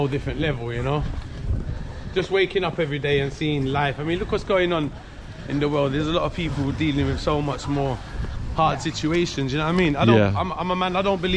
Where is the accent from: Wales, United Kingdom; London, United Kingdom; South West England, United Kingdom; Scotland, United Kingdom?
London, United Kingdom; Grew up in Stoke Newton, Clapton